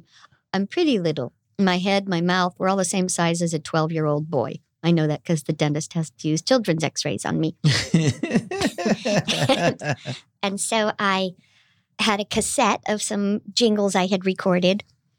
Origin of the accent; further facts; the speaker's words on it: Indio, California, United States; I'm the one person that you will ever meet from Indio. It's right Indio. Next to Coachella.